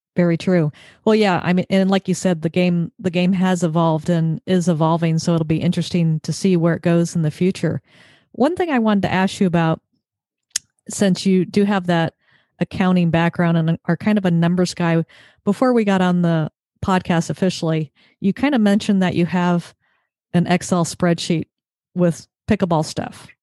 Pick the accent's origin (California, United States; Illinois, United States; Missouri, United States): California, United States; Mission Viejo; Southern Orange County, Mission Viejo